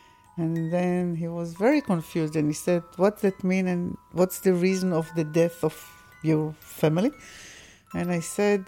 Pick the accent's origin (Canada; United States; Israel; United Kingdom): Israel; I'm not second generation. I was born in Israel and I'm an Israeli.